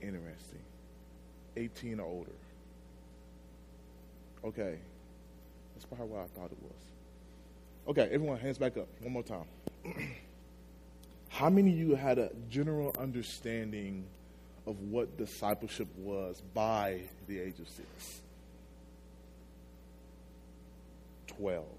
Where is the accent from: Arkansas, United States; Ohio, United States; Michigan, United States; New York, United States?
Arkansas, United States; Magnolia; I'm from Magnolia, Arkansas. It's a small town down south.